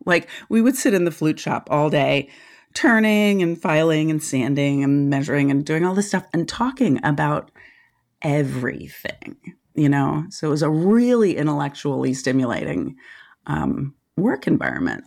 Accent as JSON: {"language": "English", "town": "Washington", "region": "District of Columbia", "country": "United States", "tie": "born or raised there", "also_born_or_lived": "Santa Cruz, California / Nelson County, Virginia", "moved": "as an adult", "said": "I was born and raised in Washington, D C, like in the city, in the eighties"}